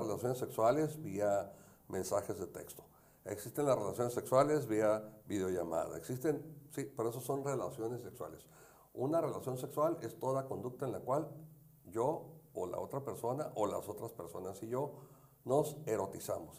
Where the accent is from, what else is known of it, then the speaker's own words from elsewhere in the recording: Tijuana, Baja California, Mexico; yo soy de Tijuana